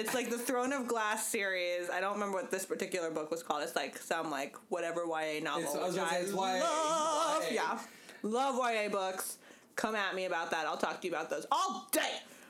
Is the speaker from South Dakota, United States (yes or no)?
no; California, United States; I am from the West Coast.